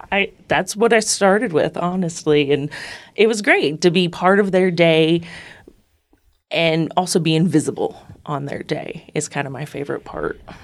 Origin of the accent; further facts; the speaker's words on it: Northeastern Ohio, United States; moved away as an adult; also born or lived in upstate New York; now in Lexington, United States; I'm originally from Northeastern Ohio, lived in upstate New York, and have been in Lexington for about nine years now.